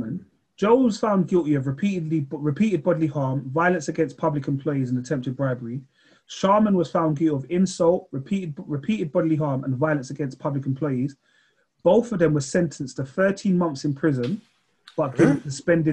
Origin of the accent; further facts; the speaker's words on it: England, United Kingdom; I'm English